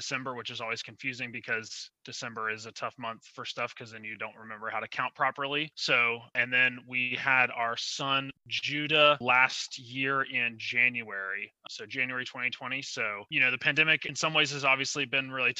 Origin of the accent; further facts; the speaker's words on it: Chapel Hill, North Carolina, United States; also born or lived in Durham, North Carolina / Greensboro, North Carolina; I was born in Durham, raised in Durham for a while, and then my parents got divorced. We moved to Chapel Hill, and I actually mostly went to the Chapel Hill Carborough City Schools growing up